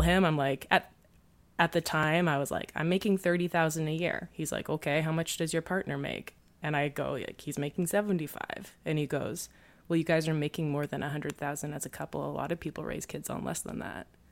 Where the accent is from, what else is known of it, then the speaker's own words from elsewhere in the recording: Canada; I, I am Canadian